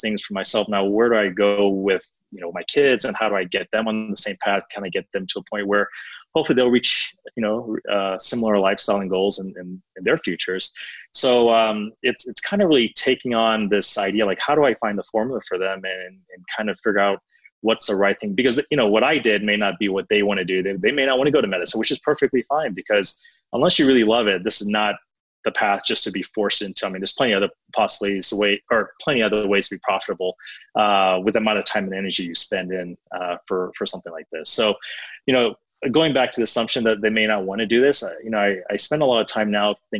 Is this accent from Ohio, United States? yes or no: no; Atlanta, Georgia, United States; I grew up in Atlanta